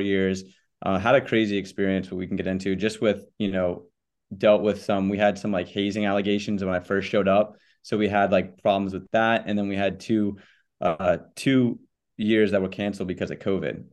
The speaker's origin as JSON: {"language": "English", "town": "Charlotte", "region": "North Carolina", "country": "United States", "tie": "born or raised there", "also_born_or_lived": "Connecticut", "moved": "as an adult", "lives_now": "Charleston, United States", "said": "I grew up in Charlotte, North Carolina."}